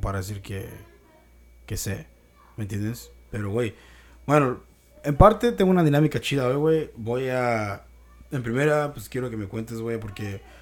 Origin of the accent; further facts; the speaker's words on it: Mexico; nuestra cultura, güey, como mexicanos